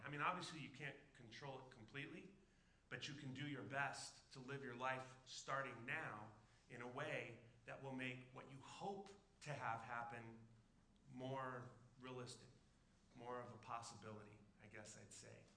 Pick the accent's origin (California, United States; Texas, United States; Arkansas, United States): California, United States; Southern; now in Alaska, United States; I grew up in Southern California